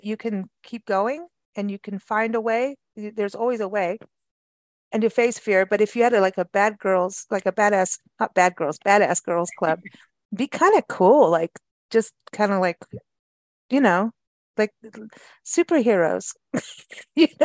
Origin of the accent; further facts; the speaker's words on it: South Africa; moved away as an adult; also born or lived in England / Michigan; we grew up in South Africa together